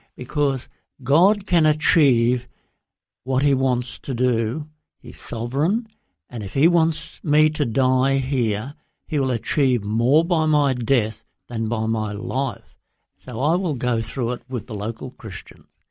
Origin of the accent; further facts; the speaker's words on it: Brisbane, Queensland, Australia; moved away as an adult; also born or lived in Papua New Guinea; I grew up in Brisbane and in Queensland